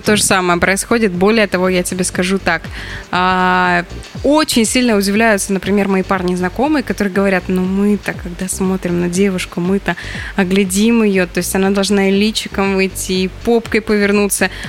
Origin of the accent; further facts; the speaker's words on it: Caucasian Mineral Waters, Stavropol Krai, Russia; moved away; я росла в, на Кавказских минеральных водах